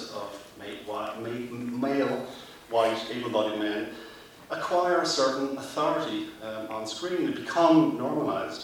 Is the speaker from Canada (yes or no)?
no; Dublin, Leinster, Ireland; as a 10-year-old growing up in North Dublin, watching the hunger strikes